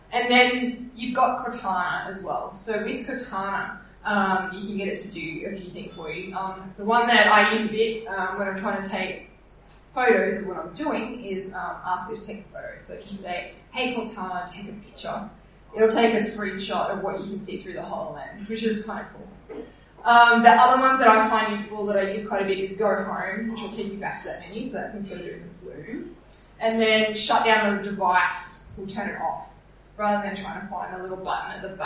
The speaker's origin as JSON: {"language": "English", "country": "Australia", "accent": "Australian"}